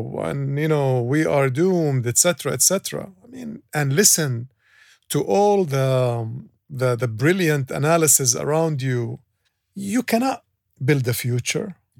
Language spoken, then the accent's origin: English; Kuwait; now in Dubai, United Arab Emirates; I grew up in Kuwait